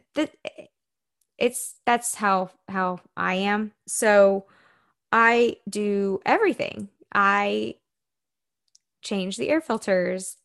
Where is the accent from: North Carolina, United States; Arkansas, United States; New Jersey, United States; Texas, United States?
Texas, United States; Spring; moved away as an adult; also born or lived in Tampa, Florida; I am from Houston, Texas. And if you're familiar with that area, really from Spring, Texas. And I grew up there my whole life until I was eighteen